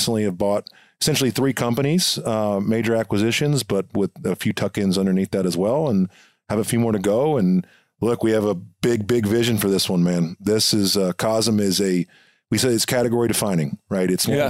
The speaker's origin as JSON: {"language": "English", "region": "Texas", "country": "United States", "said": "I go, well, I'm from Texas, but I played football at a military school in Indiana."}